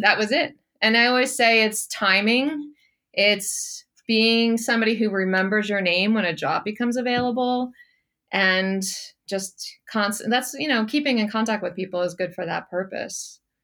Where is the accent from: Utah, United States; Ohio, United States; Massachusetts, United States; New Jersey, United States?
New Jersey, United States; moved away as an adult; also born or lived in Georgia / Charlotte, North Carolina; I was born in Georgia, but I grew up in New Jersey. So I spent, you know, twenty-five years in New Jersey